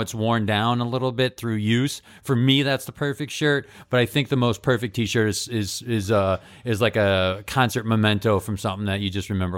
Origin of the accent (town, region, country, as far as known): Holyoke, Massachusetts, United States; born or raised there